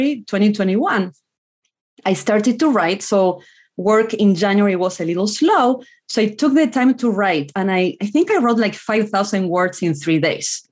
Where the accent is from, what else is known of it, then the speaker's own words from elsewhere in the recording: Argentina; first language Spanish; English is a second language; moved away as an adult; now in United States; I was born in Argentina, lived in a small rural town